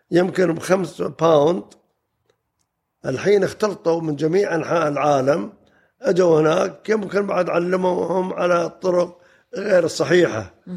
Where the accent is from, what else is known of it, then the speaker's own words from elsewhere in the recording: Dubai, United Arab Emirates; بلدنا انعرفت في العالم كان زمان ما يعرفون كان زمان ما يعرفون دولة الإمارات ودبي